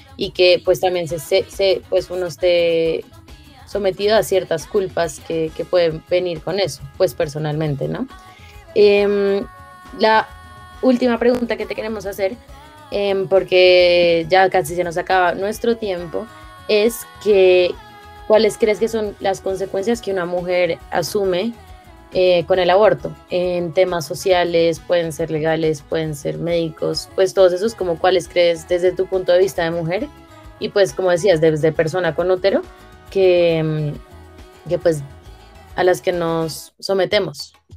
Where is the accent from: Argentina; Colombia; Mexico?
Colombia; todos nosotros como colombianos